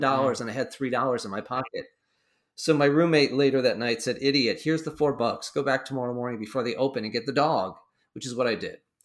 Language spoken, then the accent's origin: English; Central Connecticut, United States; I grew up here in Central Connecticut